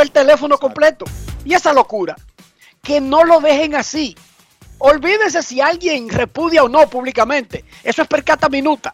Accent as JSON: {"language": "Spanish", "country": "Dominican Republic", "said": "yo como dominicano"}